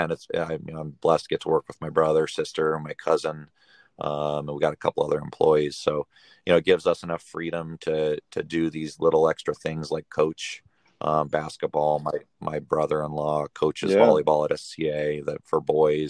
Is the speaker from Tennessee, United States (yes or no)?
no; Scottsdale, Arizona, United States; also born or lived in San Diego, California; I was born and raised in Scottsdale